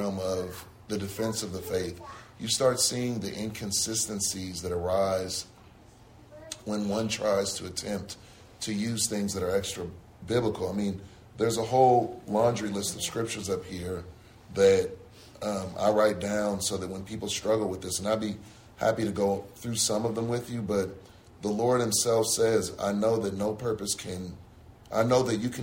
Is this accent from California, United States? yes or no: yes; San Francisco, California, United States; I grew up in San Francisco